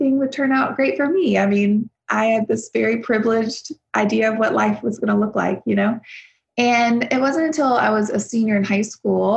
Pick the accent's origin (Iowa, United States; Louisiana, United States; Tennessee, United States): Louisiana, United States; South; moved away as an adult; also born or lived in Nashville; I grew up in South Louisiana on a farm